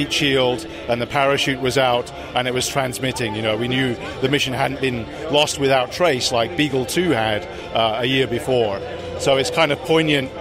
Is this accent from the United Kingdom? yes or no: yes; United Kingdom; moved away; also born or lived in Netherlands / United States; I'm British. I worked in the Netherlands and the UK and in the US